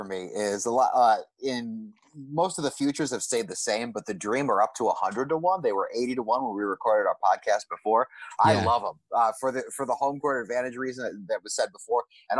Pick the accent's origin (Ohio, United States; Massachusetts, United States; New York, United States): Ohio, United States; Cleveland; I was from Cleveland and everybody hated Jordan.